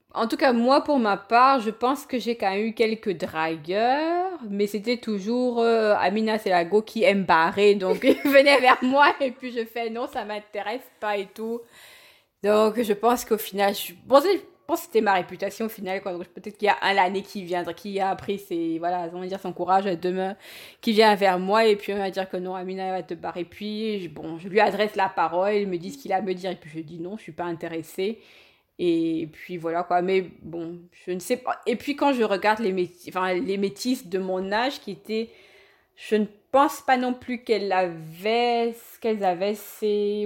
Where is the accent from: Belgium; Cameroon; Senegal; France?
Cameroon; Yaoundé, Centre; moved away as an adult; now in Germany; je suis né, j'ai grandi à Yaoundé